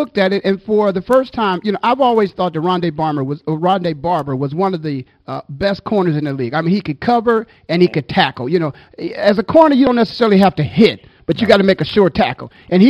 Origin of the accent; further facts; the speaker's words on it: Canton, Ohio, United States; I'm born and raised in Canton, Ohio, Pro Football Hall of Fame.